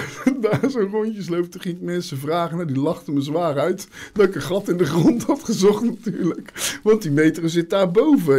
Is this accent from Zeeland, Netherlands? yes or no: yes; Zeeland, Netherlands; ik ben een Zeeuw, ik kom niet graag Zeeland uit